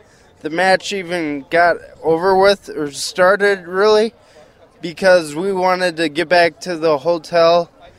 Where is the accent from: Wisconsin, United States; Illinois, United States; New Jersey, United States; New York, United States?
Wisconsin, United States; La Crosse; I'm from La Crosse, Wisconsin.